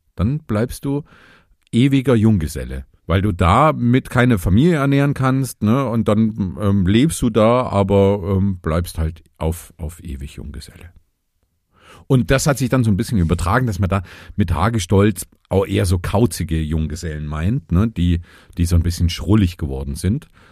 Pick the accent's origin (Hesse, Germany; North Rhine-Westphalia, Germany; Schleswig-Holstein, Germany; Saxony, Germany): Saxony, Germany; Vogtland, southern; in meiner Heimat in in Südsachsen im Vogtland da wo ich geboren bin